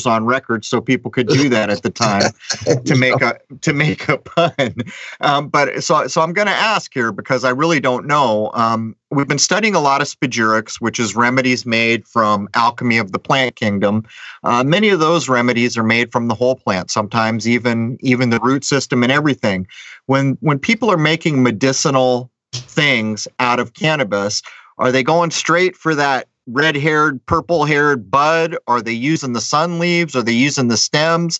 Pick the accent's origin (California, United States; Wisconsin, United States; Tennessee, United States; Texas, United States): California, United States; Southern; I grew up in Southern California, and in the 70s